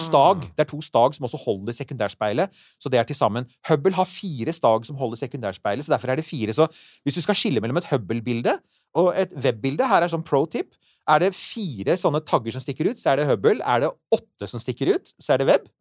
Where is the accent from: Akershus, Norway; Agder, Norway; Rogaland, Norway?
Akershus, Norway; Bærum; Jeg vokste opp uh, ute på Rykken i Bærum